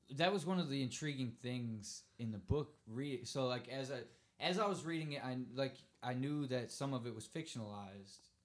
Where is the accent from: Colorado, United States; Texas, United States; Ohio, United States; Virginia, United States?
Ohio, United States; Cleveland; I'm from Cleveland